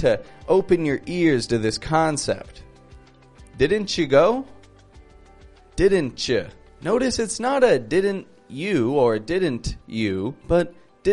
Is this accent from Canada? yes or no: yes; Toronto, Ontario, Canada; I'm from Toronto, from Canada